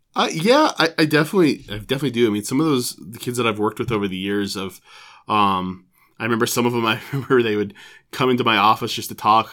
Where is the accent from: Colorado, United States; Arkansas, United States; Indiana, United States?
Colorado, United States; Broomfield; also born or lived in Oregon; I grew up in Broomfield, Colorado, mm-hmm. um, and so I, you know, went to school there. Went to graduate at Broomfield High School